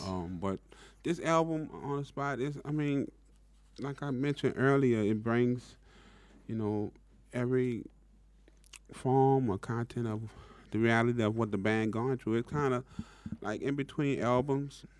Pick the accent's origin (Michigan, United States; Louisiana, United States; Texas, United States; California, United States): Louisiana, United States; New Orleans; growing up in New Orleans